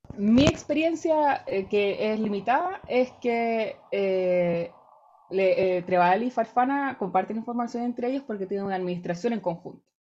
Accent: Rancagua, O'Higgins, Chile; moved away as an adult; also born or lived in Valparaíso, Chile; now in Germany; yo soy de regiones, yo soy de Rancagua, estudié en Valparaíso

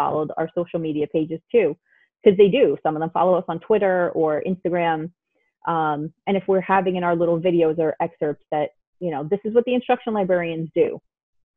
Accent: New York City, New York, United States; I grew up in Queens

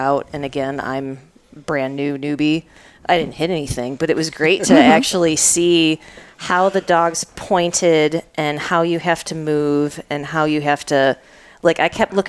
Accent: Michigan, United States; I grew up in Michigan

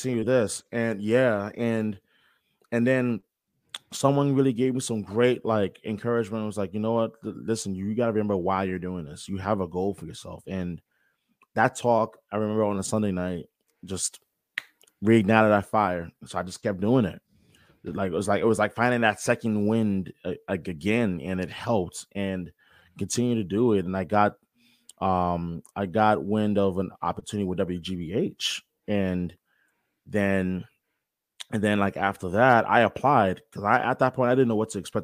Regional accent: New York, United States; when I was seven, eight years old, um, waking up every morning, growing up in New York

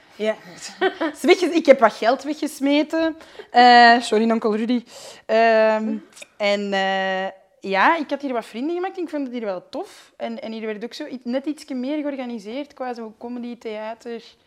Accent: Flanders, Belgium; ik ben een Vlaming.

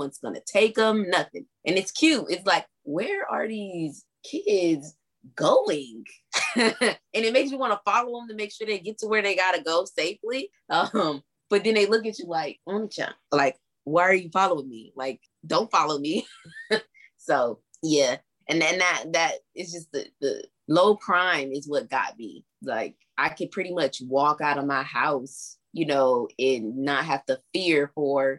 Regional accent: Alabama, United States; moved away as an adult; now in Japan; where I'm from Alabama

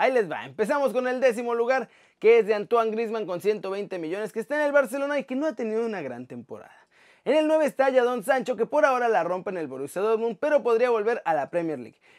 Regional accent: Mexico; now in Spain; el nombre de nuestro país

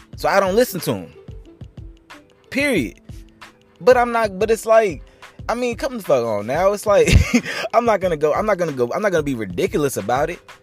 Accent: North Carolina, United States; I'm from North Carolina

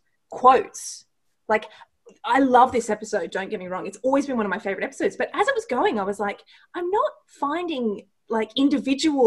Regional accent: Australia; being Australian

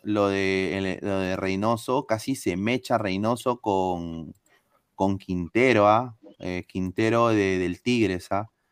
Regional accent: Peru; soy peruano

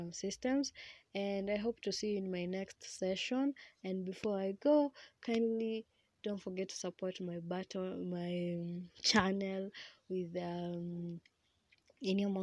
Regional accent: Kenya; English is a second language; I'm a Kenyan.

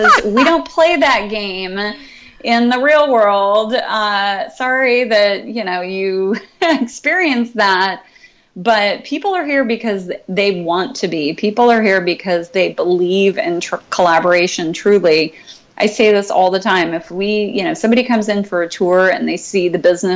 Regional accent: San Luis Obispo County, California, United States; I grew up in San Luis Obispo County, uh-huh. up on the central coast of California.

